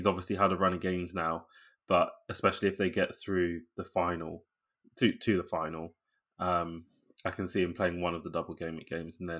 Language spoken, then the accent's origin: English; London, United Kingdom; which I know as a Londoner that supports Liverpool is throwing stones in glass houses.